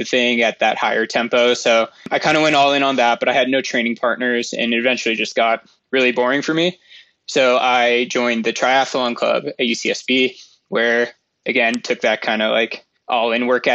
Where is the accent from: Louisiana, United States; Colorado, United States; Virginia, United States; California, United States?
California, United States; Moraga; also born or lived in San Francisco, United States / Santa Barbara, United States; now in Mammoth Lakes, United States; I grew up in Moraga, California